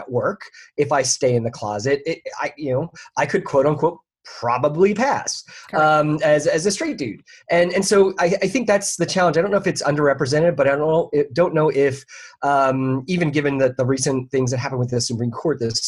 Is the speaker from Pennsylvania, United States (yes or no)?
yes; Philadelphia, Pennsylvania, United States; moved away as an adult; now in Orlando, United States; I'm originally from the Philadelphia area, but I've been down here for 20-some years.